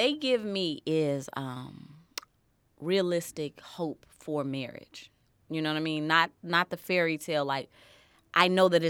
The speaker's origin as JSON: {"language": "English", "town": "Harvey", "region": "Illinois", "country": "United States", "tie": "born there", "also_born_or_lived": "Chicago Heights", "said": "So, I was born in Harvey, Illinois. But just born. I was born in Harvey, Illinois."}